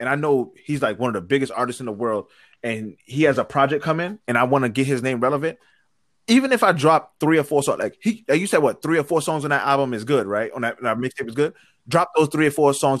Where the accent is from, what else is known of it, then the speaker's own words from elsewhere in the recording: New York, United States; I'm from New York.